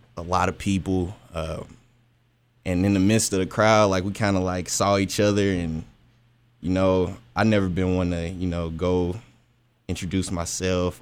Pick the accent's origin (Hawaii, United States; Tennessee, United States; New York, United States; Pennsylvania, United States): Tennessee, United States; Nashville; I'm a male from Nashville, Tennessee